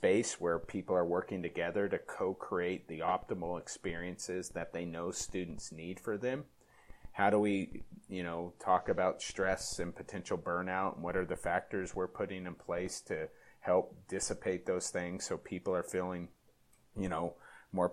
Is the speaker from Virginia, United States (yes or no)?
no; California, United States; now in Minnesota, United States; I grew up in California. I'm in my fourth year living in Minnesota